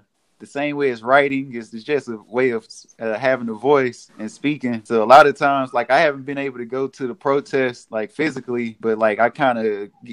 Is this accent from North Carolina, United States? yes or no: no; Dallas, Texas, United States; moved away as an adult; now in Austin, United States; I'm originally from Dallas, but I've been here in Austin going on like 10 years now